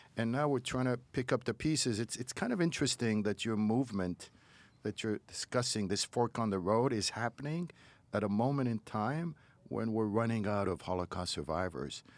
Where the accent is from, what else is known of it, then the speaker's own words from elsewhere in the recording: Morocco; now in United States; my Judaism is so different than the Judaism I grew up with in Morocco.